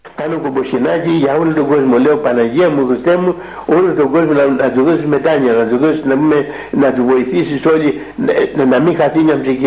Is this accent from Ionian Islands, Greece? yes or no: yes; Kefalonia, Ionian Islands, Greece; now in Mount Athos, Greece; πήγα σε ένα μοναστεράκι που έχουμε εκεί ε, κοντά στο χωριό μου